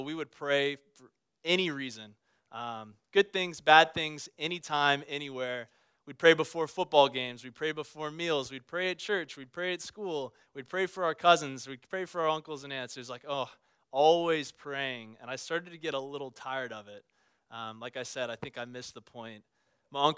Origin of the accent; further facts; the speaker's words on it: Baton Rouge, Louisiana, United States; moved away; I grew up in South Louisiana. I grew up in Baton Rouge, the capital of the Pelican State.